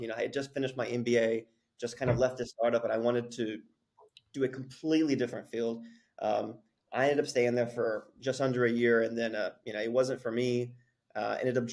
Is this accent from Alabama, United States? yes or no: no; Abilene, Texas, United States; moved away as an adult; also born or lived in Lubbock, Texas; now in South Korea; I grew up in a small town, Abilene, Texas.